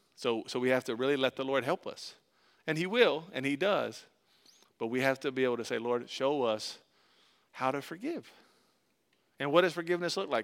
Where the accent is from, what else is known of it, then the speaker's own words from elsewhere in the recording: Tampa, Florida, United States; we grew up in Tampa, Florida